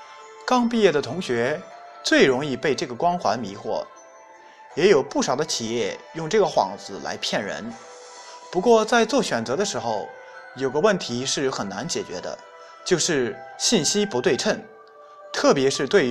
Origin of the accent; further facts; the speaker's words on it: China; 本事是中国人特有的词汇，也只有我们中国人才能明白其中的内涵。